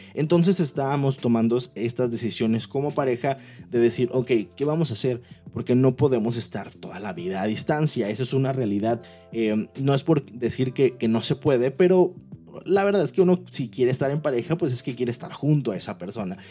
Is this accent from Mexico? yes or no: yes; Manzanillo, Colima, Mexico; moved away as an adult; now in Monterrey, Mexico; yo amo la ciudad de donde vengo, soy de Manzanillo, Colima, actualmente vivo en la ciudad de Monterrey, Nuevo León